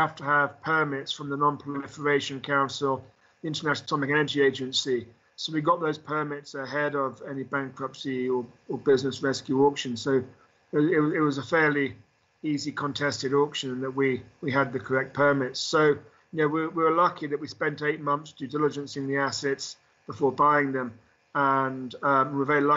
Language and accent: English; London, United Kingdom; I grew up in London